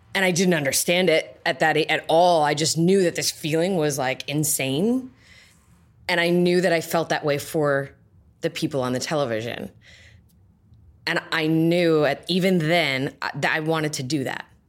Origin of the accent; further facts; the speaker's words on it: Johnston, Rhode Island, United States; moved away; also born or lived in Providence, Rhode Island / East Providence, Rhode Island; I was born in Providence. I lived in East Providence. I went to high school in Johnston.